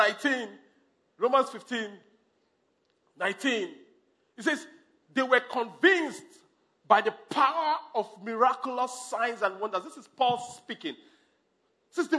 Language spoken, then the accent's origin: English; Nigeria; I'm from Nigeria